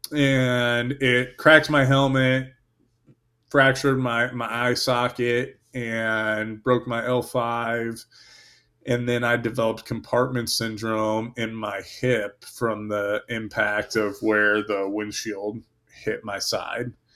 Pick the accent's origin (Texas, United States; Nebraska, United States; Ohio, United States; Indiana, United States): Indiana, United States; moved away as an adult; also born or lived in Germany / New York / Fort Bragg / Florida; I grew up in Indiana, and then I was stationed in Germany.